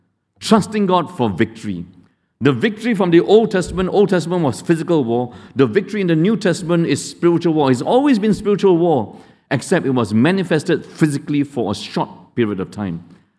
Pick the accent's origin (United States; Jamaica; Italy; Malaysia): Malaysia; I'm Indian. But I grew up among Indians and Malays in Malaysia more than you.